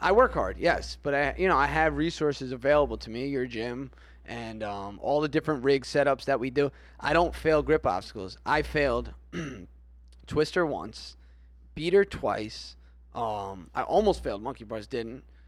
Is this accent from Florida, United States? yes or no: yes; Florida, United States; we're from Florida